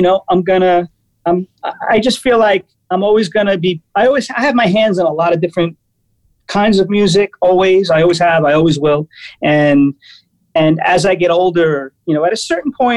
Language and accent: English; New York City, New York, United States; I'm a New Yorker. So growing up, it was like the Blue Note and MSG